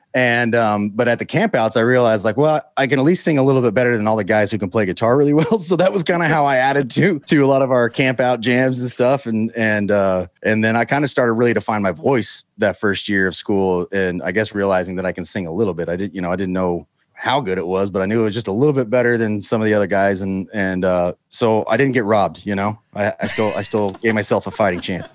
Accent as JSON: {"language": "English", "town": "Houston", "region": "Texas", "country": "United States", "tie": "born or raised there", "also_born_or_lived": "Utah", "said": "Grew up in Houston"}